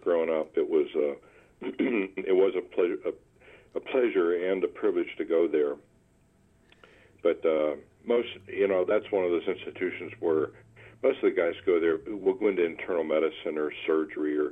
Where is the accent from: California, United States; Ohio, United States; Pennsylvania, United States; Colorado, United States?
Pennsylvania, United States; Williamsport; also born or lived in Oklahoma / Massachusetts; now in Vermont, United States; I'm a Pennsylvania guy. I grew up in central Pennsylvania in a town called Williamsport